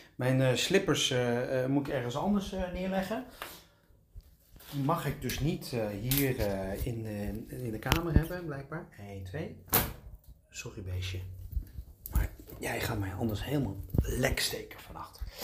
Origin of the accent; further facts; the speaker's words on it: Netherlands; ik kom uit Nederland